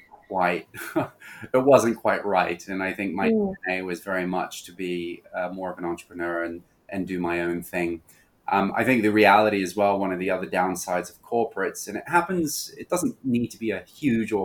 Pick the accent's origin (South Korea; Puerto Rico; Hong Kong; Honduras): Hong Kong; moved away; also born or lived in Australia; being born and raised in Hong Kong, I always had a great affinity for this city